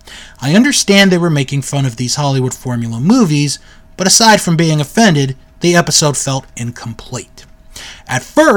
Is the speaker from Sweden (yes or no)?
no; United Kingdom; But, being British, watching anything to do with U.S. sports bores me rigid.